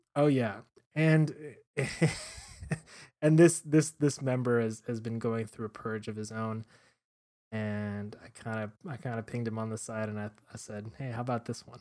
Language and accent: English; Miami, Florida, United States; growing up in Miami